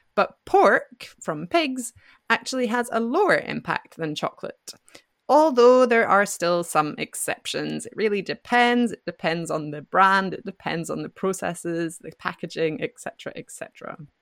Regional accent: Scotland, United Kingdom; moved away as an adult; now in France; from Scotland, and I live in France

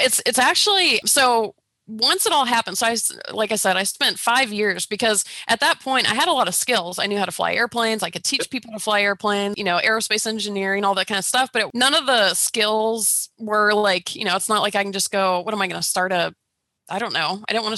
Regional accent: Georgia, United States; I grew up in Georgia

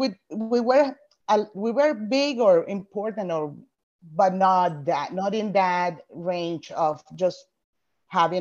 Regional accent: Venezuela; first language Spanish; English is a second language; moved away as an adult; now in United States

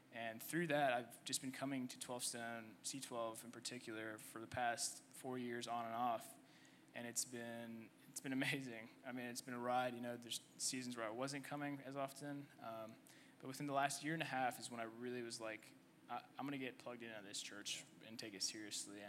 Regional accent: Canada; also born or lived in Egypt; now in United States; I was born in Egypt. Um, I lived there for two years, and my family decided to uh, move to Canada

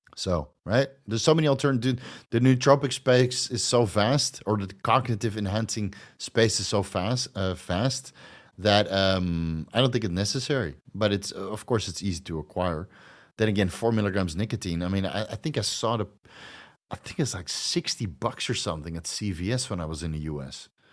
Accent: Netherlands; moved away as an adult; now in Thailand; I'm from Holland

